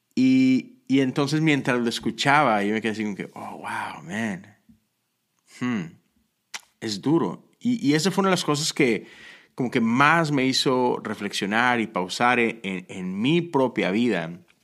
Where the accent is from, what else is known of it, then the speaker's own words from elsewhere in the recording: Monterrey, Nuevo León, Mexico; moved away; crecí en Monterrey, México